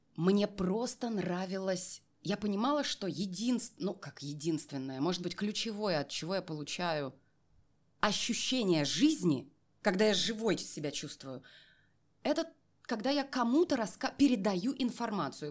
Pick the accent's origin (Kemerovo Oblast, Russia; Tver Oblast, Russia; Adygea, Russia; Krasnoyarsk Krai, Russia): Kemerovo Oblast, Russia; a small settlement near Novokuznetsk; moved away as an adult; now in Moscow, Russia; Я переезжала из Новокузнецка, ну, э, э, поселок малюсенький, в котором mm-hmm. я родилась и выросла.